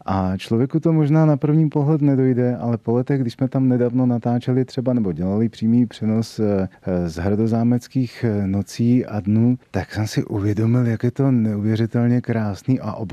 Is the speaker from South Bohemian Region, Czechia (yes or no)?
yes; Jindřichův Hradec, South Bohemian Region, Czechia; born or raised there; moved away as an adult; also born or lived in Prague; now in České Budějovice, Czechia